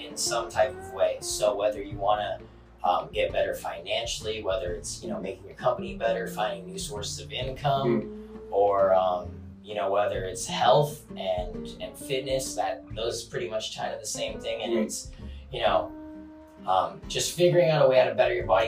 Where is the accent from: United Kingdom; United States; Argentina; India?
United States; Carlsbad, California; Born and raised in Carlsbad, California